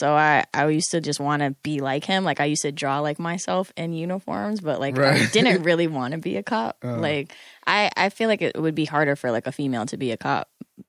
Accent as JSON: {"language": "English", "town": "Windsor", "region": "Connecticut", "country": "United States", "said": "From Windsor. Right. Outside of Hartford. I'm like 10 minutes from Hartford."}